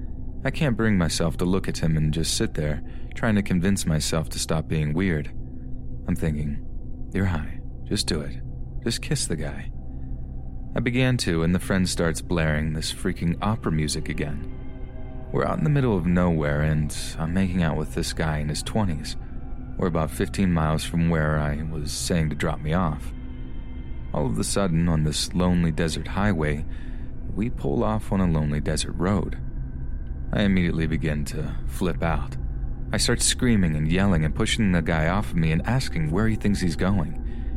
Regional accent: Las Vegas, Nevada, United States; I grew up in Las Vegas, and there is a huge freeway that runs through the desert and makes a giant loop around the city called the 215.

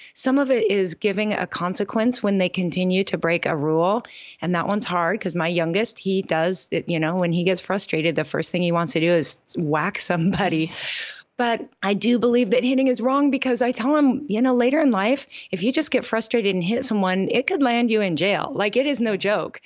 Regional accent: Gig Harbor, Washington, United States; moved away as an adult; also born or lived in Oregon; now in Oahu, United States; Gig Harbor, Washington is my hometown, but we've been in Hawaii for eighteen

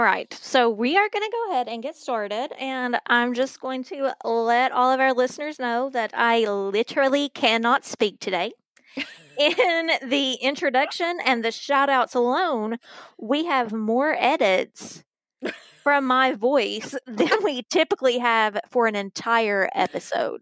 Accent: Virgie, Kentucky, United States; Virgie, where I grew up

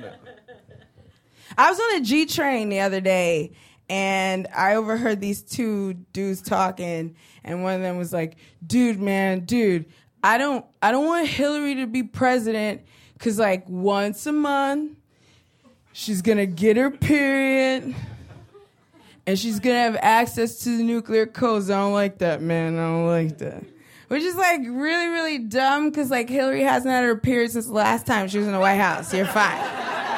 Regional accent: New York, United States; born or raised there

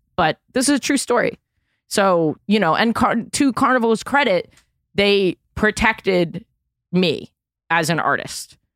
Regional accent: New York City, New York, United States; I'm from Manhattan

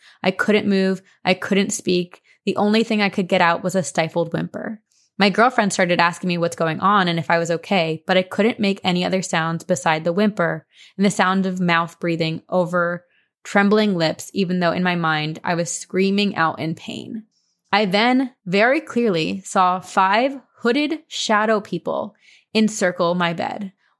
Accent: Bakersfield, California, United States; she was still living back in my hometown of Bakersfield, California.

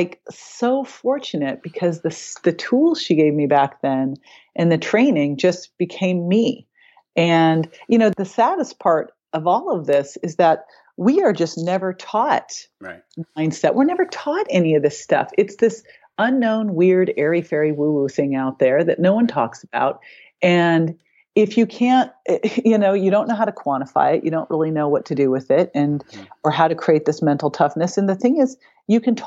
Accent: Berkeley, California, United States; I grew up in Berkeley

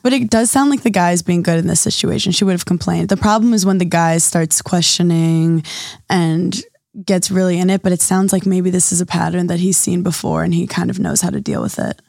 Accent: New York City, New York, United States; I grew up in New York City

